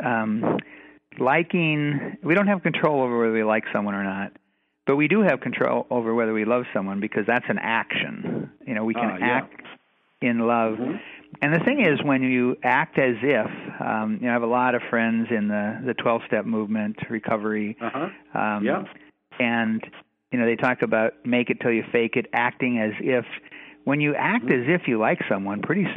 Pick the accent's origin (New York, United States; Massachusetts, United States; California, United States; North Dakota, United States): North Dakota, United States; West Fargo; I grew up in West Fargo